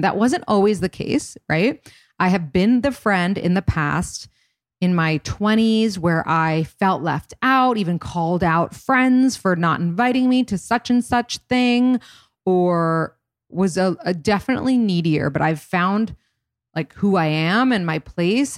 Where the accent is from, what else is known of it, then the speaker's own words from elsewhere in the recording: New York City, New York, United States; also born or lived in Boston; I grew up in New York City